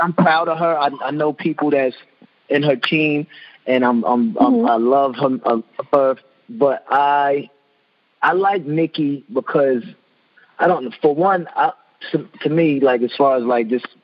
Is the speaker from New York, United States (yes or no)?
yes; Long Island, New York, United States; I'm from Long Island